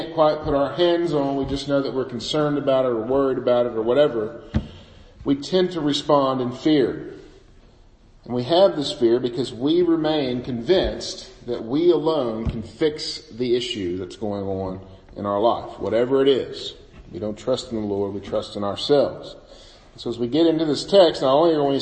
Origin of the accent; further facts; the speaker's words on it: Bootheel of Missouri, United States; I grew up in the Boot Hill of Missouri.